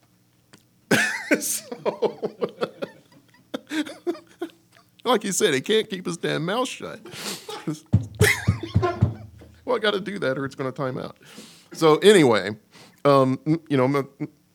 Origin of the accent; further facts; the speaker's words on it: Kentucky, United States; I grew up in Kentucky just like the rest of these boys